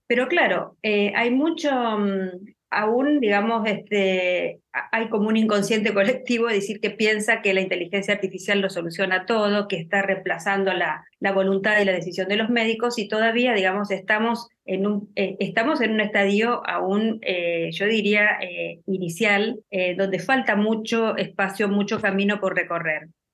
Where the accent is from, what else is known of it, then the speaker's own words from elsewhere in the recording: Argentina; En mi país, por ejemplo, en Argentina